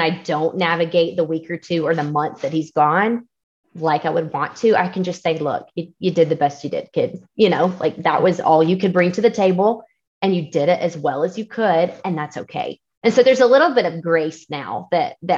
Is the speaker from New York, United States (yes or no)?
no; Georgia, United States; moved away as an adult; now in Colorado, United States; we moved from Georgia all the way to Colorado for this job